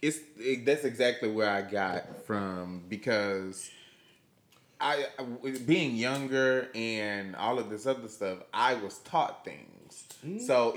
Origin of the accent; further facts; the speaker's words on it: West Memphis, Arkansas, United States; I was raised in West Memphis.